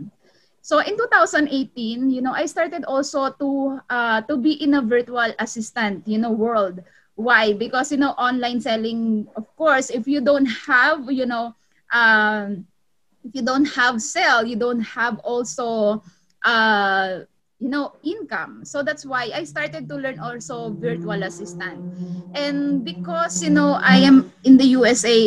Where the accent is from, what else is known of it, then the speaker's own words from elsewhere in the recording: Philippines; moved away as an adult; also born or lived in Cavite, Philippines; now in Los Angeles, United States; I'm from the Philippines, I'm Filipina, and 2012, I am a midwife in the Philippines